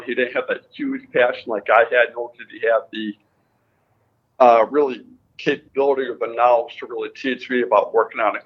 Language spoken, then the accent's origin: English; Connecticut, United States; I grew up in Connecticut